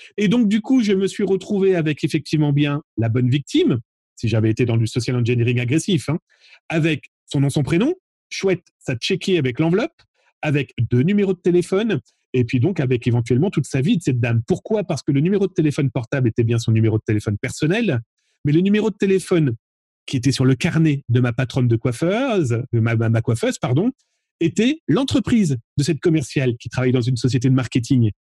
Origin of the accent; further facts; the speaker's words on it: France; chez nous, en France